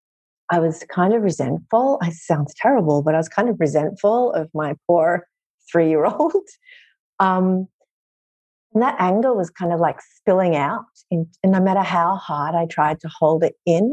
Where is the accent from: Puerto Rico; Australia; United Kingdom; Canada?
Australia; moved away as an adult; now in New York City, United States; I'm originally from Australia, but I've lived here in New York City for just over a decade